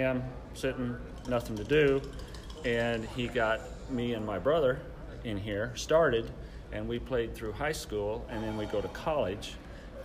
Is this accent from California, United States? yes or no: no; St. John, Kansas, United States; I'm from St. John, Kansas.